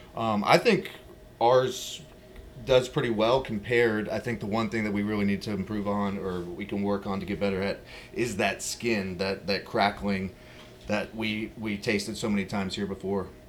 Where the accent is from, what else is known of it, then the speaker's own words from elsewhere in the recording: Virginia, United States; I'm from Virginia. You know, we were in Virginia, and people love pork